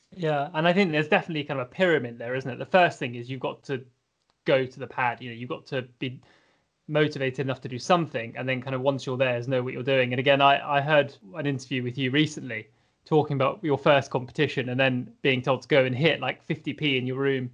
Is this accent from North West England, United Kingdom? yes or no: no; Scotland, United Kingdom; as a Scottish fencer, having been fencing in Scotland for a while